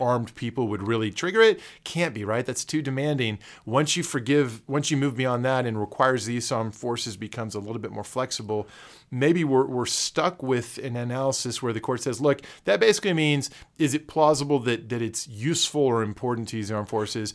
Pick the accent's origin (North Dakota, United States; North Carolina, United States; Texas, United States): Texas, United States; a Texan who loves Big Bend.